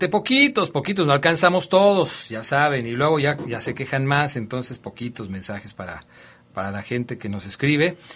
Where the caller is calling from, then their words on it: Seattle, Washington, United States; de Seattle, Washington.